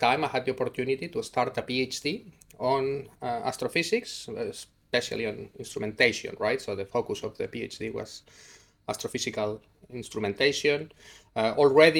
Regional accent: Spain; moved away as an adult; now in Cambridge, United Kingdom; I come from Spain and I was there at the university as an undergrad study student

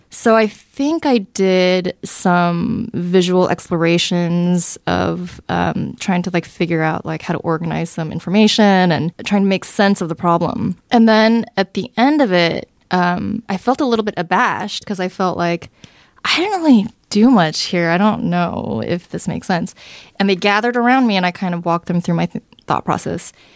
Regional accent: Southern California, United States; also born or lived in Seoul, South Korea; I came here to California when I was around eight. Uh, and so I grew up in Southern California.

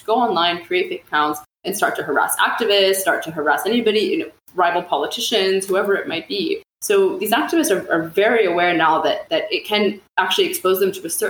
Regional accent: Beirut, Beirut Governorate, Lebanon; also born or lived in Baghdad, Iraq; my hometown in Beirut

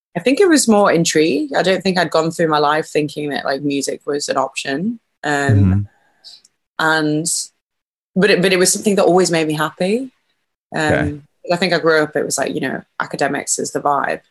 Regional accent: a little town just north of Liverpool, North West England, United Kingdom; also born or lived in York; I was born in York, but grew up in uh, this little town just north of Liverpool

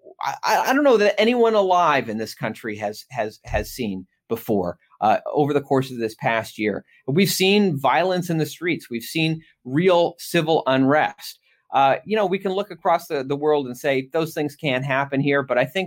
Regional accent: Maine, United States; now in Texas, United States; my home state of Maine

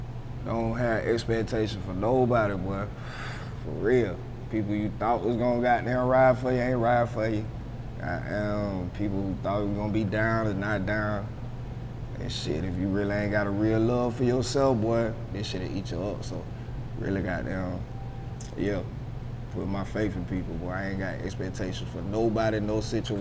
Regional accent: Augusta, Georgia, United States; also born or lived in Honolulu, Hawaii; I was born in Honolulu, Hawaii. My daddy was in the Army, and he was stationed out there. And that's where I was born, out there in Hawaii. But I've been in Augusta like since I was like three, so okay. Pretty much all my life.

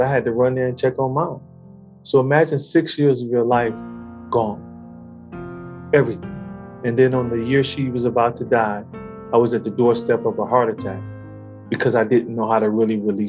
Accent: Detroit, Michigan, United States; I grew up in Detroit, born and raised

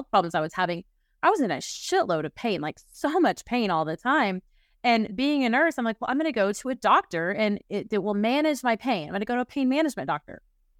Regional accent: Oklahoma City, Oklahoma, United States; I was born in the Bible Belt, Oklahoma City, lived in a 10-mile radius my whole life.

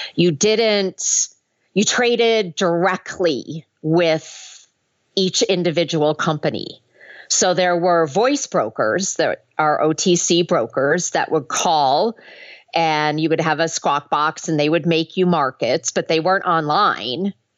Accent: Minnesota, United States; I grew up in Minnesota went to the University of Minnesota

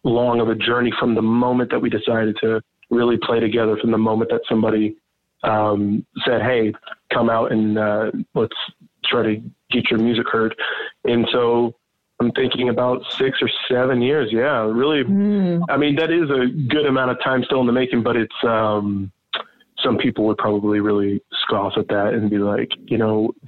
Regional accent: Kansas City, Missouri, United States; we're from Kansas City, but we technically live just outside of it

